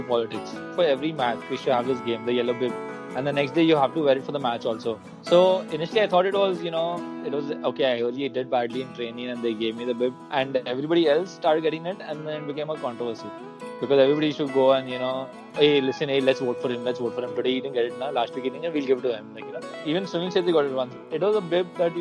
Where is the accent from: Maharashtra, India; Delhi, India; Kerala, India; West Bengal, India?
Maharashtra, India; Mumbai; also born or lived in Colaba, Mumbai; I grew up in Borivali